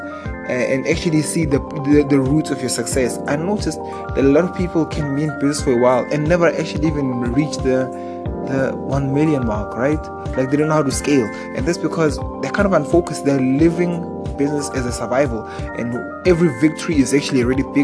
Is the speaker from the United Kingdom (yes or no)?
no; South Africa; I'm from South Africa.